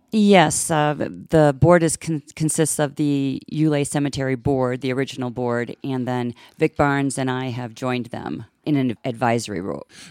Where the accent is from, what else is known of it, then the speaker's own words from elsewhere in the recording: central Illinois, United States; also born or lived in Chicago area, western suburbs; I'm originally from, uh, Illinois, central Illinois is where I was raised.